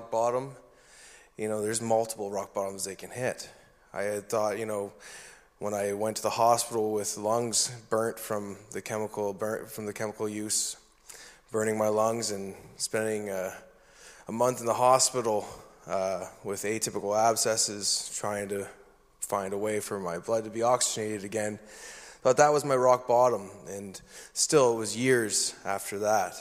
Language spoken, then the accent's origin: English; New Brunswick, Canada; I was born and raised in New Brunswick